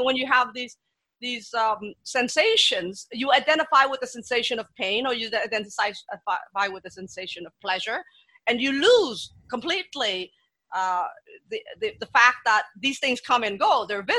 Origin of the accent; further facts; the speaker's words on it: Vietnam; Well, you see, my background is I grew up in Vietnam and I was born after the war.